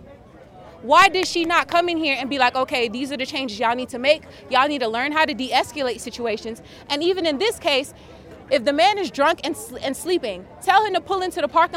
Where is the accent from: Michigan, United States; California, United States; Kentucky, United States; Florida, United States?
Florida, United States; Miami; moved away as an adult; now in Atlanta, United States; I'm originally from Miami, Florida, but I just moved here 2.5 years ago